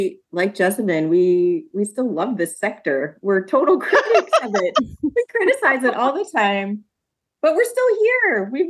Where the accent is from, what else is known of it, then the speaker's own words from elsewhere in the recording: Midwest, United States; As a Midwesterner